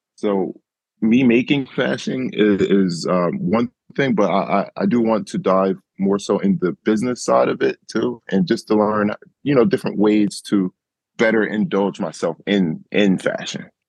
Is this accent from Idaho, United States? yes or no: no; Camden, New Jersey, United States; I grew up in Camden where, you know, there is poverty and it's not much money